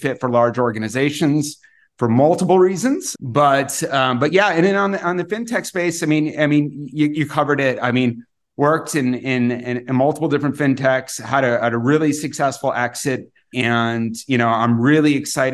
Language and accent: English; the Valley, Arizona, United States; also born or lived in Europe; I'm born and raised in the Valley. I'm a little bit of a desert rat here, still live in the Valley